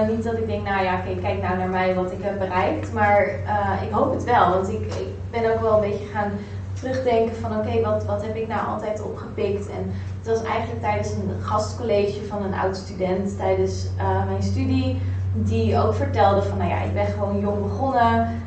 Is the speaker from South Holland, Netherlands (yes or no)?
yes; Rotterdam, South Holland, Netherlands; also born or lived in Amsterdam; Amsterdam dus eigenlijk terug naar, naar Rotterdam. Daar heel kort gewoond. En ik ben echt een Rotterdammer